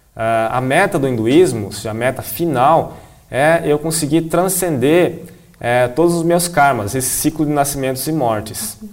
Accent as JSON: {"language": "Portuguese", "country": "Brazil", "said": "eu sou um monge assistente, sou brasileiro"}